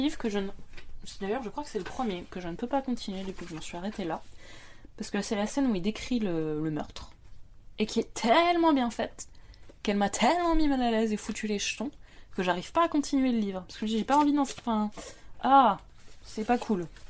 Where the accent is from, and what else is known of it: France; accent: French accent (in English)